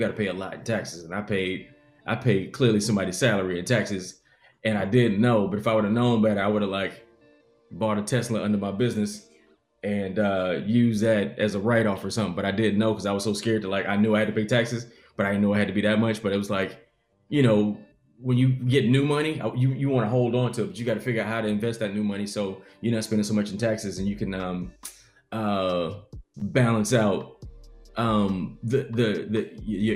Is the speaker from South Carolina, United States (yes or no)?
yes; Columbia, South Carolina, United States; I'm from Columbia, South Carolina